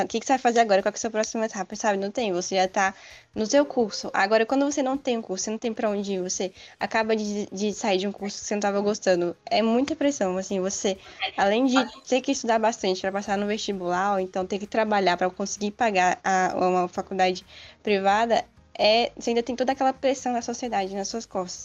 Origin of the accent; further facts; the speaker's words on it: Federal District, Brazil; moved away as an adult; now in Campinas, Brazil; eu sou do Distrito Federal. E a universidade que eu tô agora é em São Paulo